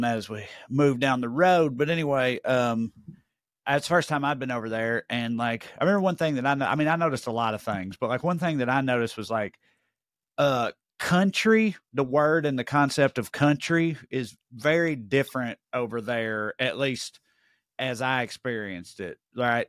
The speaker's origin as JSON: {"language": "English", "region": "Tennessee", "country": "United States", "tie": "born or raised there", "said": "I didn't leave the state of Tennessee, I don't think. Well, I grew up on the Kentucky line"}